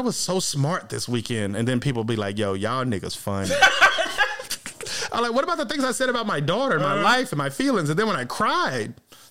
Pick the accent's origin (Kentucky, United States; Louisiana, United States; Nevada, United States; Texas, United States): Nevada, United States; Las Vegas; I lost my OJ bag on the trip to Vegas, bro. I'm from Vegas.